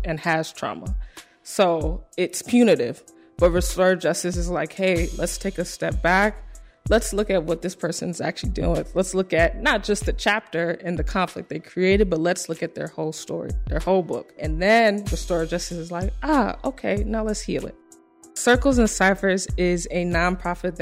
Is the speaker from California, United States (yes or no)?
no; Evanston, Illinois, United States; moved away as an adult; now in Chicago, United States; I grew up in Evanston my whole life.